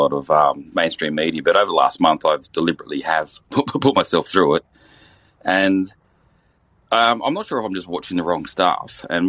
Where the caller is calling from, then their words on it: Australia; I'm actually calling from Australia.